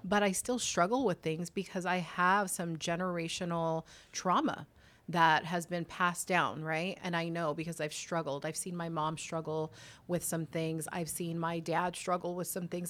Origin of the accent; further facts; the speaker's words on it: Whittier, California, United States; moved away as an adult; also born or lived in Los Angeles / Long Beach; born and raised in Whittier